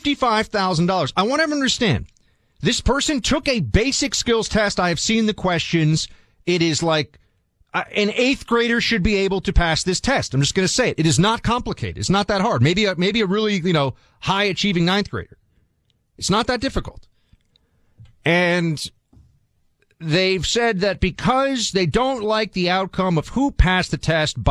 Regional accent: New York City, New York, United States; I'm currently sitting here in NYC, my hometown.

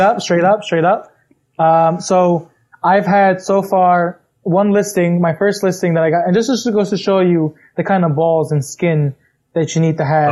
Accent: New York, United States; I'm from New York

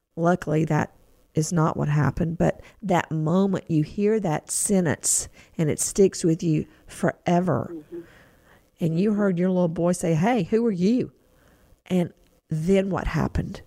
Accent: Macon, Georgia, United States; my hometown of Macon, Georgia

